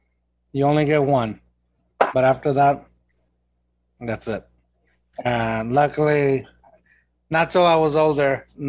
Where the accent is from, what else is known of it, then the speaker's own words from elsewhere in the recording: Mexico; accent: Mexican; I tried losing my accent, my, you know, Mexican accent, getting rid of it. And I think it's not completely gone, but for the most part, it turned into its own weird thing. It's like a Texan accent. It's a Mexican accent.